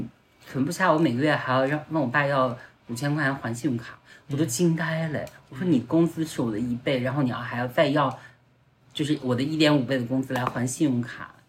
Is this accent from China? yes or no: yes; Northwest China, China; 也不要动不动就像我们西北人啊，很多父母对于小孩就动不动要来一嗓子，也并不认为这是一个大事儿。